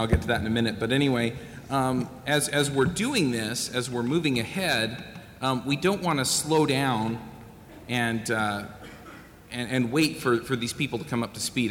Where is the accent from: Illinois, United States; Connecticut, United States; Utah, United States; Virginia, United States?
Utah, United States; I'm from Utah